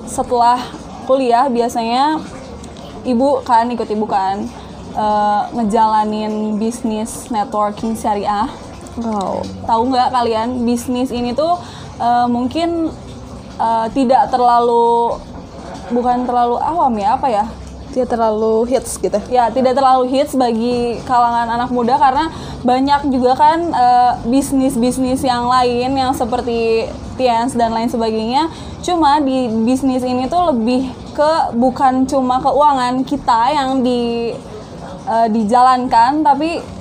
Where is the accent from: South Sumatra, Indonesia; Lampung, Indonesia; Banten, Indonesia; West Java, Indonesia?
West Java, Indonesia; Bandung; dari Bandung.